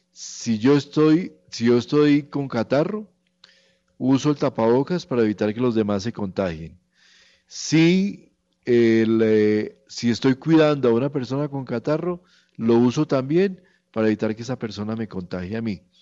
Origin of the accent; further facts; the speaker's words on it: Colombia; somos el país bailador del mundo, nosotros bailamos agarrados todo el tiempo, entonces somos los colombianos.